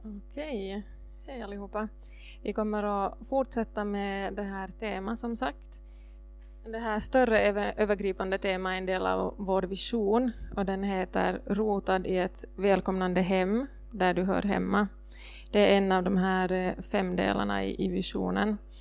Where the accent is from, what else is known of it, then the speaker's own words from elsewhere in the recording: Ostrobothnia, Finland; som österbottning